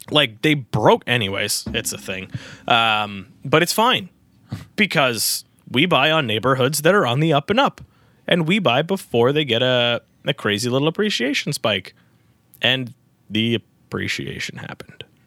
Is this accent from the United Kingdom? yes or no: no; Newmarket, Ontario, Canada; I'm from New Market